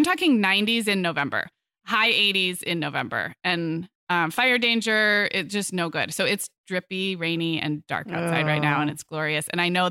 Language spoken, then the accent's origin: English; California, United States; also born or lived in Arizona; It was not like this when I was growing up in California schools.